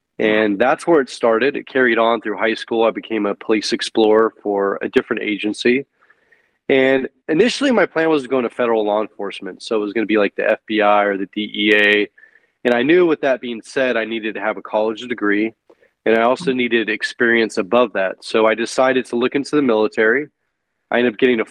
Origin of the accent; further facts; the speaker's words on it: San Francisco Bay Area, California, United States; I'm originally from California, the San Francisco Bay Area.